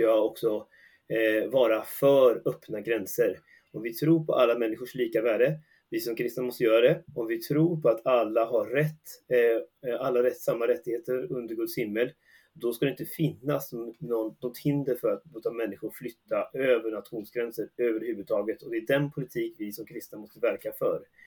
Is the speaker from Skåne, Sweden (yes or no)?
no; Västergötland, Västra Götaland, Sweden; i den lilla ort jag är uppvuxen i, Västergötland